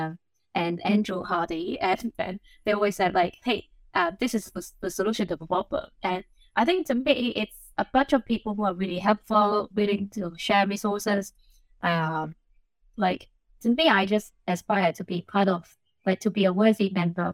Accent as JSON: {"language": "English", "country": "Hong Kong", "tie": "born or raised there", "second_language": "English", "moved": "yes", "said": "I was born and I grew up in Hong Kong"}